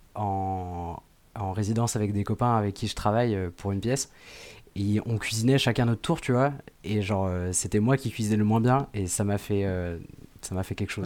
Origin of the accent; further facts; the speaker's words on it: Le Poiré-sur-Vie, Pays de la Loire, France; la commune où j'ai grandi quand j'étais petit, c'est au Poiré Survie.